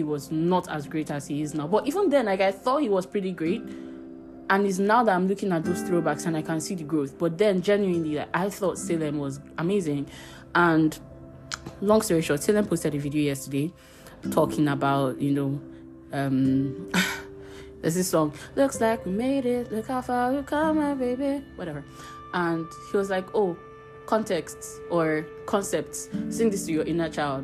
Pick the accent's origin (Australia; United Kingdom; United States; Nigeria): Nigeria; Abuja, Federal Capital Territory; also born or lived in Warri / Kano; I was born in Warri, moved to Kano when I was 2 years old, then moved to Abuja when I was 4 years old.